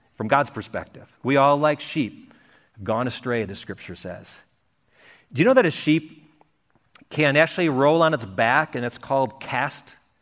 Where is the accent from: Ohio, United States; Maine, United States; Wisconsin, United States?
Wisconsin, United States; moved away; I grew up in Wisconsin, and we could see cows on farms all over the place, but never sheep